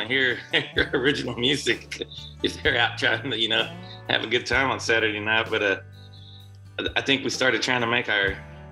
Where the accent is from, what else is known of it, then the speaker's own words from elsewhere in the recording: Sequoyah County, Oklahoma, United States; also born or lived in Tahlequah, Oklahoma; I was born in Tahlequah. I grew up in Sequoia County, which is just a couple counties down, like not far from here, and it's in the Cherokee Nation too.